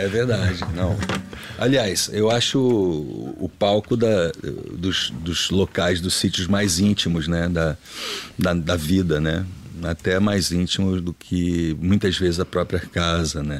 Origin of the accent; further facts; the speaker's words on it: Rio de Janeiro, Brazil; moved away as an adult; now in Portugal; venho do Rio de Janeiro, né? minha, minha cidade